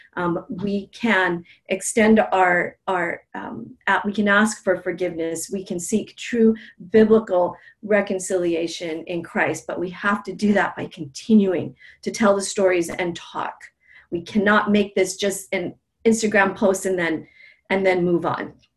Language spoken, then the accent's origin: English; Native Hawaiian, United States; being Native Hawaiian, um, we are story based, we're an oral culture